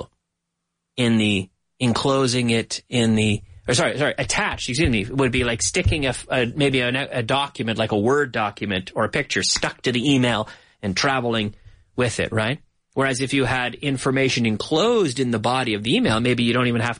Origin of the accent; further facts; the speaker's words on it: Nova Scotia, Canada; moved away as an adult; now in Madrid, Spain; My hometown in Nova Scotia